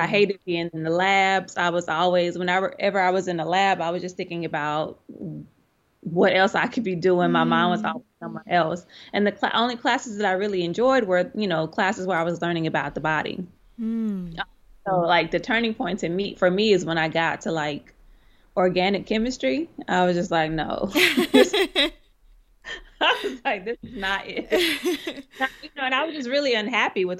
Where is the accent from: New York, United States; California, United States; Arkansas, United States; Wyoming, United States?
Arkansas, United States; North Little Rock; moved away as an adult; now in Baltimore, United States; My hometown is in North Little Rock, Arkansas